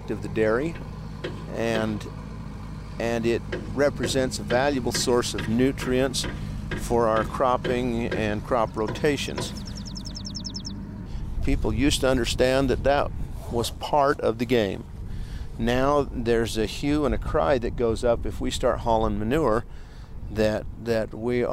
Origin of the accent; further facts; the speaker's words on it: Salt Lake City, Utah, United States; moved away as an adult; now in Lewiston, United States; I grew up in Salt Lake City on the East Bench